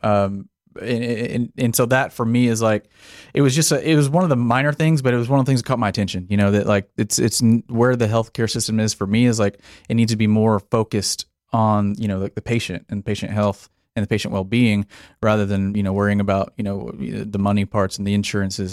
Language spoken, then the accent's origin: English; Paradise, Texas, United States; also born or lived in Denton, Texas; I was born here in Texas, small town, uh, grew up in Paradise, Texas